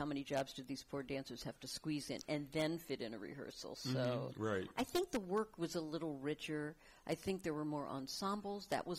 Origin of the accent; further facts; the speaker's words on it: Fort Lauderdale, Florida, United States; moved away; I'm from Fort Lauderdale, Florida